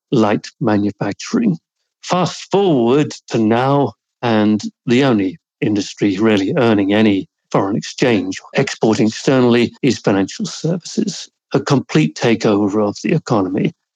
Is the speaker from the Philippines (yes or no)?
no; Jersey; I grew up in Jersey in the late 50s, early 1960s.